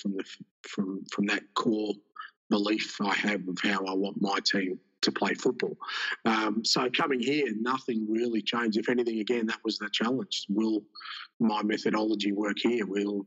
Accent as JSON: {"language": "English", "country": "Australia", "tie": "born or raised there", "also_born_or_lived": "Greece", "said": "I grew up in Australia"}